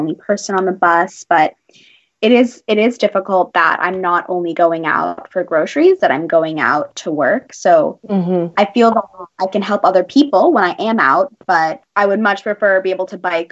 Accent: United States; moved away; I'm also someone who is born and raised in the States, which is where all my family is.

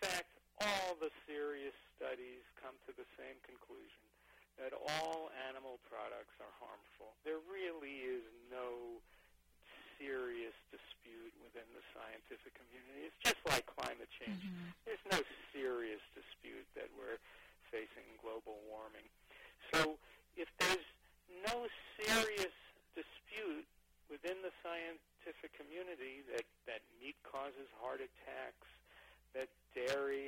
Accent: Long Island, New York, United States; I grew up middle class on Long Island

